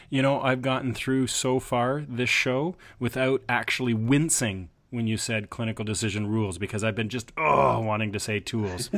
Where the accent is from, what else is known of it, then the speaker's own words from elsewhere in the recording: Canada; as a Canadian